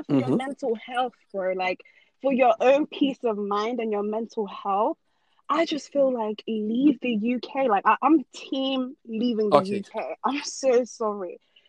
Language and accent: English; Norway; born there; I'm a Norwegian citizen. I was born in Norway.